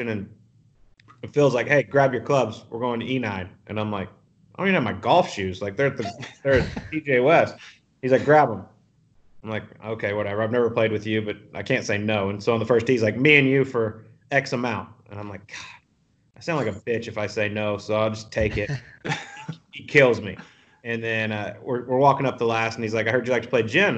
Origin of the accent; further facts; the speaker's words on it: Canada; we're Canadian